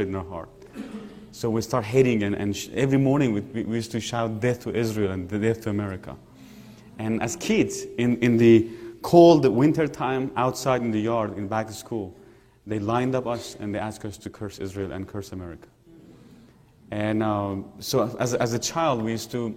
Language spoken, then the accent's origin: English; Iran; moved away; I was born and raised in Iran as a Shiite Muslim.